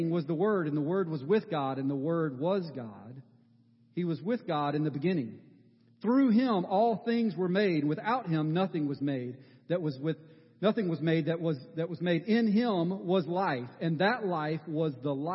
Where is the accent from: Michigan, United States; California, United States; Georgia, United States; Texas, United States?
Georgia, United States; Columbus; I grew up in Columbus, Georgia